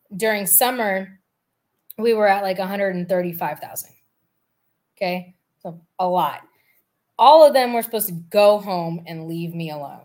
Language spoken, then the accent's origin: English; California, United States; also born or lived in Bay Area / San Diego; I grew up in California